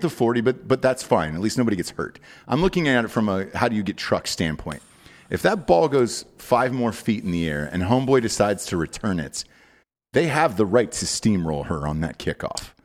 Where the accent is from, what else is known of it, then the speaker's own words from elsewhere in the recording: Atlanta, Georgia, United States; I'm from Atlanta